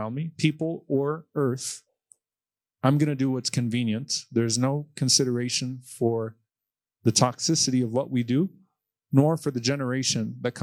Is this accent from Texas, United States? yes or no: yes; Texas, United States; our restaurants in Texas